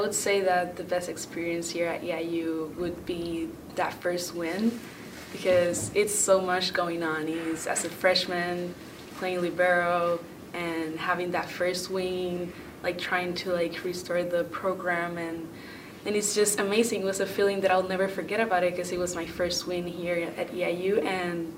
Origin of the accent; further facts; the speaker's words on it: Puerto Rico; moved away as an adult; now in Illinois, United States; I'm from Puerto Rico